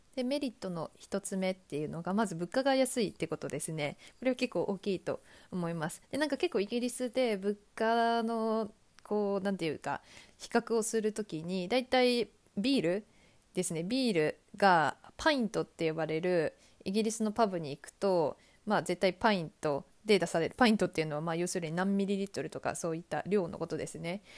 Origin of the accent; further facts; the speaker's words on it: Japan; moved away as an adult; also born or lived in Australia / New Zealand / Canada; now in Huddersfield, United Kingdom; 私がこう、日本出身